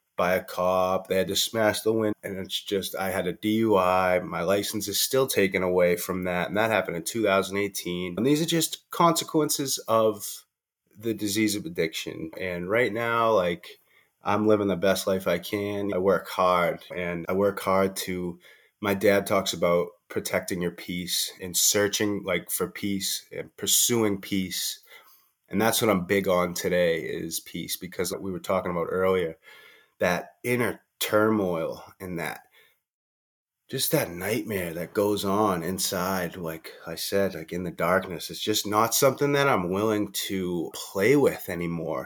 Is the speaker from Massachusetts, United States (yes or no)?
yes; Boston, Massachusetts, United States; I'm from Boston, Massachusetts